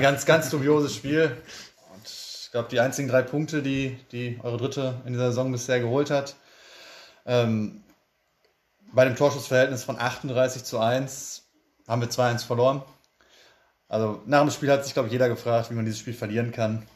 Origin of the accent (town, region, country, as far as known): Bottrop, North Rhine-Westphalia, Germany; born or raised there; also born or lived in Kirchhellen / Rentfort